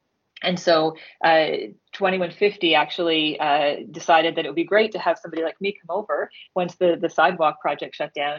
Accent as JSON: {"language": "English", "country": "Canada", "moved": "yes", "lives_now": "Copenhagen, Denmark", "said": "I'm Canadian"}